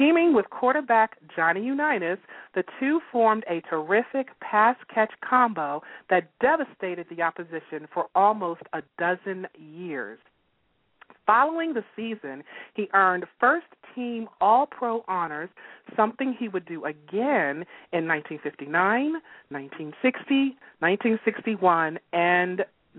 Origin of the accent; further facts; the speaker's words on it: Baltimore, Maryland, United States; we're from Baltimore